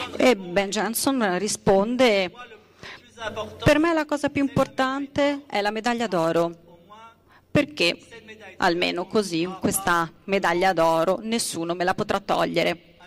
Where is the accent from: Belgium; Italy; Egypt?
Belgium; io che sono belga